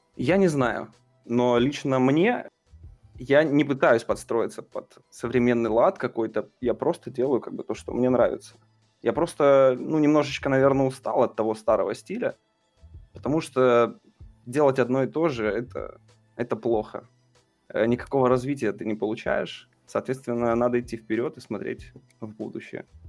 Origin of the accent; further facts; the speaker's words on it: Russia; я, типа, артист из России